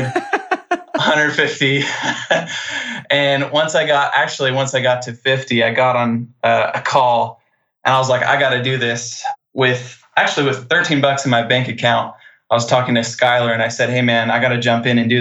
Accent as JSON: {"language": "English", "town": "Post Falls", "region": "Idaho", "country": "United States", "said": "I'm from North Idaho, Post Falls, right next to Coeur d'Alene"}